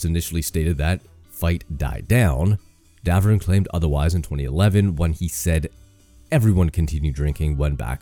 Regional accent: Canada; I'm Canadian.

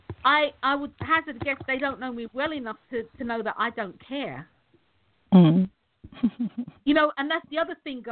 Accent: United Kingdom; I'm British

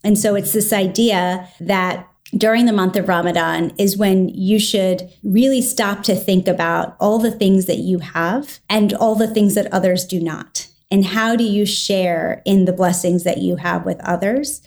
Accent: Washington, District of Columbia, United States; I grew up in the Washington, D C area

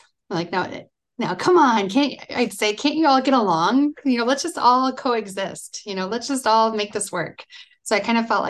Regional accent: Davenport, Iowa, United States; I grew up in Davenport, Iowa, and I'm the daughter of a judge and a school teacher.

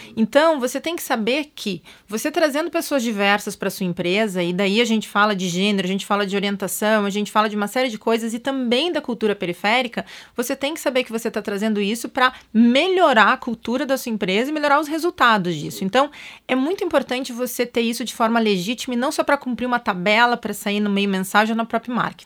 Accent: Pelotas, Rio Grande do Sul, Brazil; now in São Paulo, Brazil; a periferia de Pelotas, que foi onde eu nasci, não tinha nada

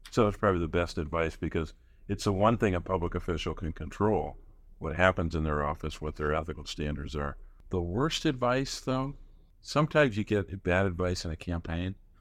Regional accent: Scranton, Pennsylvania, United States; I grew up in Scranton, Pennsylvania, which I, where I still live

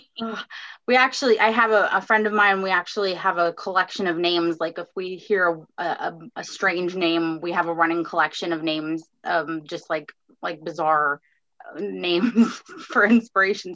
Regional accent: Fort Myers, Florida, United States; my hometown in Fort Myers

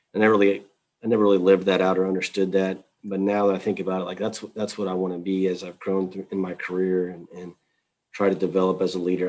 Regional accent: Texas, United States; moved away; I was from Texas

